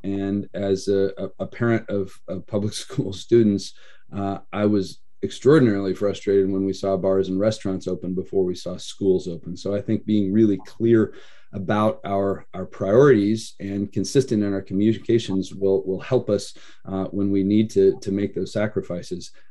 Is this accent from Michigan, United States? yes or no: no; Idaho, United States; now in Oregon, United States; I was raised in Idaho